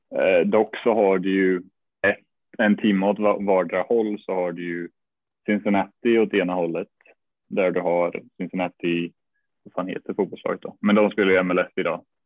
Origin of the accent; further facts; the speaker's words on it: Norrköping, Östergötland, Sweden; moved away as an adult; also born or lived in United States; jag började spela i en klubb som heter Smedby Ice i Norrköping